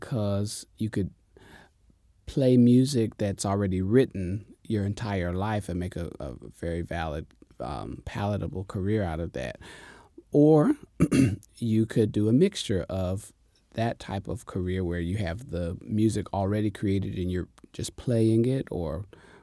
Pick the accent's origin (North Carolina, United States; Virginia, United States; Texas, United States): North Carolina, United States; Jacksonville; also born or lived in Richlands, North Carolina; I'm from North Carolina, a very small town. It's called Jacksonville.